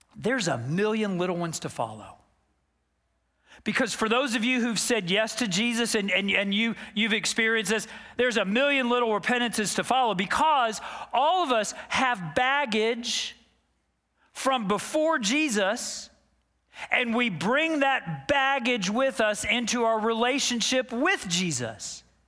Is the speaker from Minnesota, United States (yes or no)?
no; Dallas, Texas, United States; I grew up in Dallas, Texas